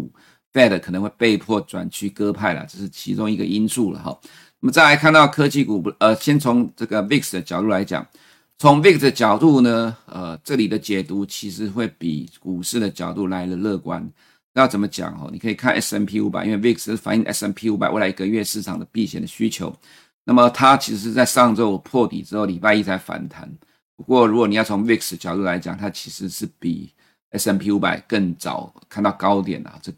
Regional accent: Taiwan; 奇怪，我们台湾人常常用了两百四十天的均线年线

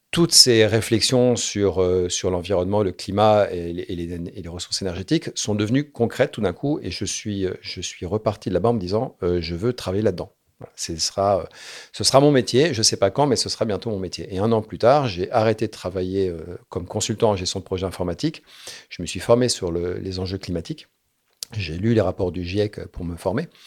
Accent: Morocco; born there; Alors moi, je suis né au Maroc. Mon père était en coopération euh, à la Royal Air Maroc. Il est pilote de ligne.

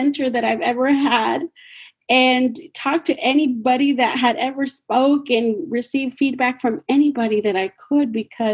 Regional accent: Mexico; moved away; I am from Mexico

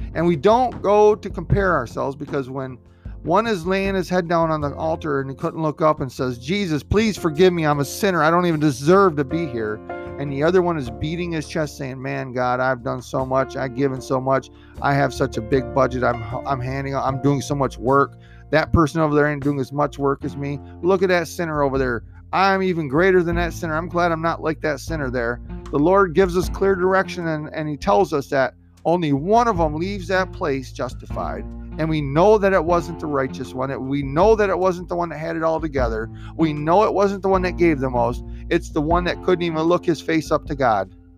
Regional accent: Michigan, United States; Michigan, my home state

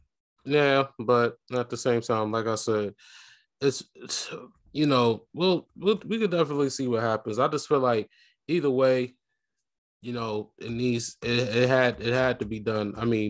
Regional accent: New York, United States; moved away as an adult; now in Maryland, United States; I live in Maryland, for anybody that wants to know. I was born and raised in New York, so let's not get this messed up. But I have lived in Maryland for about 10 years.

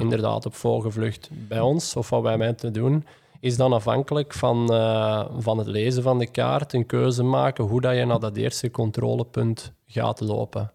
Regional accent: Belgium; als Belg

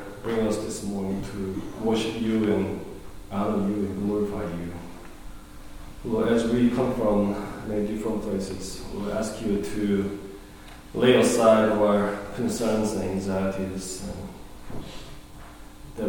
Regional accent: South Korea; moved away; when I was growing up in Korea

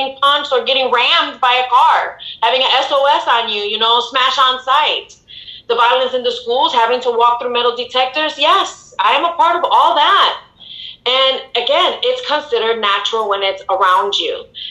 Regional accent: Chicago, Illinois, United States; And, you know, I am from Chicago, born and raised.

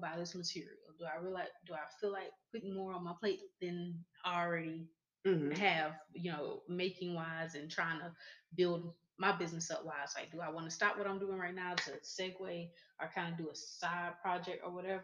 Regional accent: Raywood, Texas, United States; I'm from Raywood and I sell at Trade Days

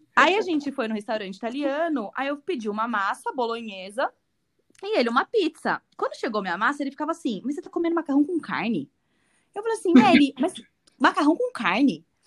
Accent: Brazil; eu sou bem brasileira

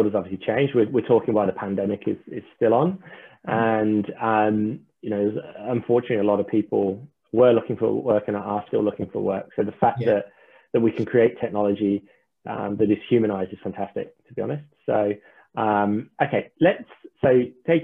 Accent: England, United Kingdom; being an Englishman

